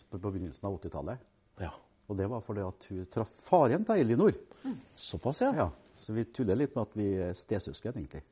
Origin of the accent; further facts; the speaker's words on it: Trondheim, Trøndelag, Norway; moved away as an adult; now in Lierne, Norway; Født og oppvokst i Trondheim